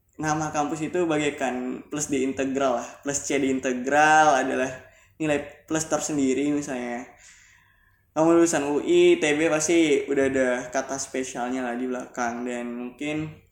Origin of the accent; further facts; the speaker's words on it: Singkawang, West Kalimantan, Indonesia; also born or lived in Pontianak, Indonesia; Dulu aku sekolahnya dari SMK Negeri 1 Singkawang. Aku dari Singkawang.